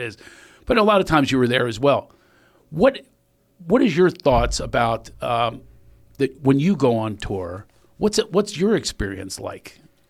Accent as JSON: {"language": "English", "town": "Philadelphia", "region": "Pennsylvania", "country": "United States", "said": "I'm from Philly"}